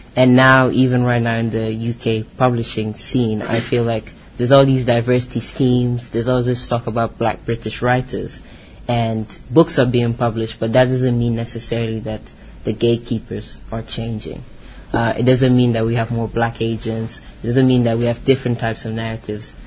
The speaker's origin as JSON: {"language": "English", "country": "Guinea-Bissau", "said": "I'm from Guinea-Bissau, but I can't really say that I've been to my village in Guinea-Bissau."}